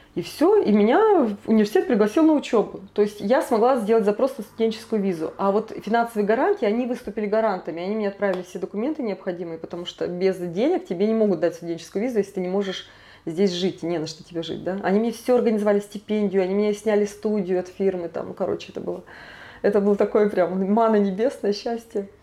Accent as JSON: {"language": "Russian", "town": "Krasnoyarsk", "region": "Krasnoyarsk Krai", "country": "Russia", "moved": "as an adult", "lives_now": "Paris, France", "said": "сама я из Красноярска, из Сибири."}